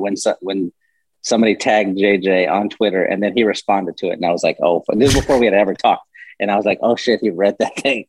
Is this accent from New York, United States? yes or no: no; San Antonio, Texas, United States; I grew up in San Antonio